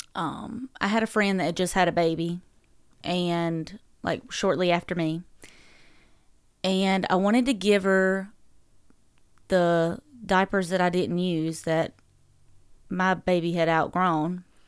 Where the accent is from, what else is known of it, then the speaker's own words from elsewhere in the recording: Dublin, North Carolina, United States; accent: southern drawl; moved away as an adult; also born or lived in Fayetteville, North Carolina; now in Owensboro, United States; I grew up in Dublin, North Carolina, um, peanut capital of the world